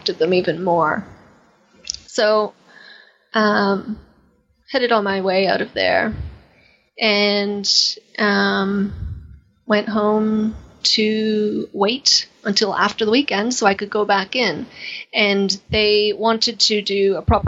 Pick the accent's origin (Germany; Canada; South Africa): Canada; accent: Canadian; moved away; my Canadian accent